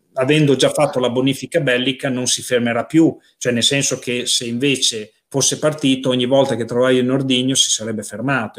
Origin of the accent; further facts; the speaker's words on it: Casalecchio di Reno, Emilia-Romagna, Italy; la città dove sei nato, nel mio caso, o dove vivi